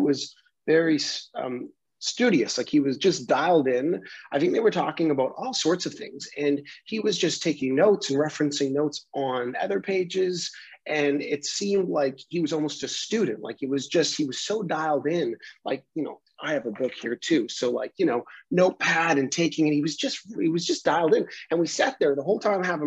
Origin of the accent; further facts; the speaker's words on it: Vancouver, British Columbia, Canada; we're Canadian, we're from Vancouver, we're like on the West Coast